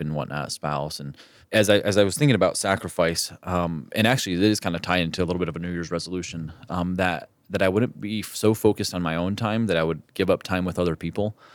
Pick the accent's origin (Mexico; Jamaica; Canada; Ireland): Mexico; moved away; where I grew up in Mexico